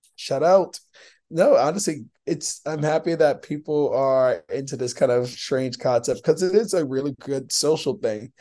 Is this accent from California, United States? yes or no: no; New York City, New York, United States; I'm from the Bronx